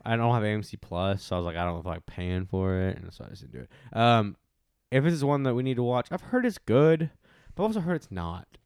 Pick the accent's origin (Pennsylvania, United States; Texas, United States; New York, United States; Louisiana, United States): Texas, United States; I'm a Texan